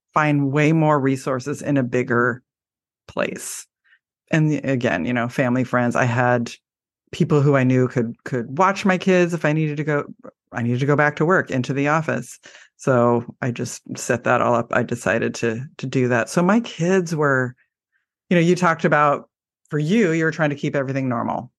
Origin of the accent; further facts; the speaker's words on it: Portland, Oregon, United States; I live in Oregon and I am from the Portland area